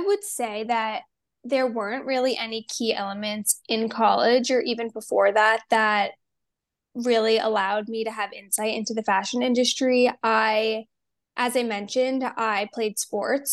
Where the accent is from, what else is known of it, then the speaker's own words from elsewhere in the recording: New Jersey, United States; moved away as an adult; also born or lived in Pennsylvania / Miami; I grew up in New Jersey